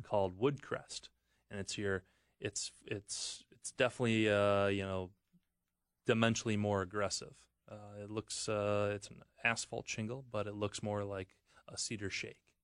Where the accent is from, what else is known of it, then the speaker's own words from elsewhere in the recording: Wisconsin, United States; I'm from Wisconsin